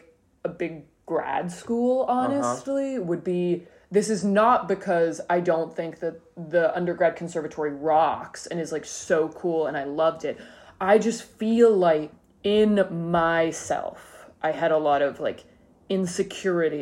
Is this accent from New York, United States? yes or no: no; Nashville, Tennessee, United States; moved away as an adult; also born or lived in Pittsburgh; now in Brooklyn, United States; I am from Nashville, Tennessee. I wasn't born there, but I was there from like 3 to 18